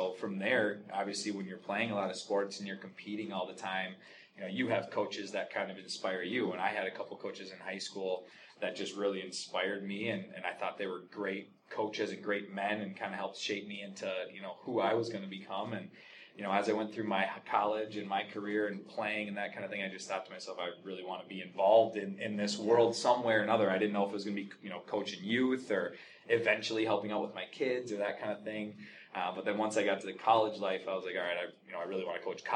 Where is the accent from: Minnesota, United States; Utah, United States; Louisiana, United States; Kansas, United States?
Minnesota, United States; Andover; I'm from Andover, Minnesota, initially, so just down the road